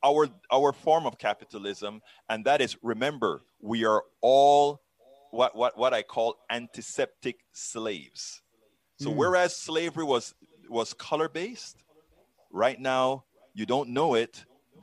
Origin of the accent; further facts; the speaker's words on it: Panama; I'm from the South, brother. I'm from the South. I'm from Panama